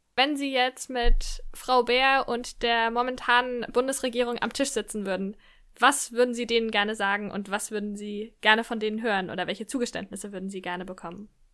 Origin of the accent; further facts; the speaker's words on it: Lower Franconia, Bavaria, Germany; Ich habe zu Beginn der Pandemie in einem Gesundheitsamt in, in Unterfranken gearbeitet, in meiner Heimatstadt